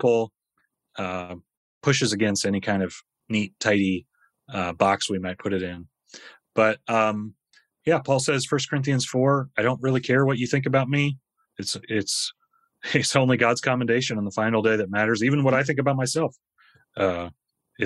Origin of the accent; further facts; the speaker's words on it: United States; moved away as an adult; I'm an American